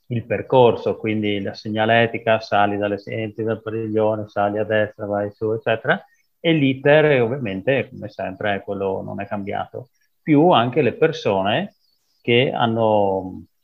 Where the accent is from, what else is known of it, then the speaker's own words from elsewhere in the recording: Cusignacco, Friuli-Venezia Giulia, Italy; vengo da Cusignacco, piccolo paese vicino a Udine.